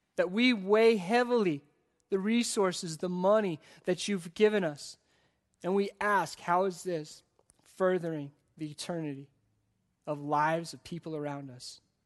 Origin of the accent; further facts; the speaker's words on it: United States; as the American church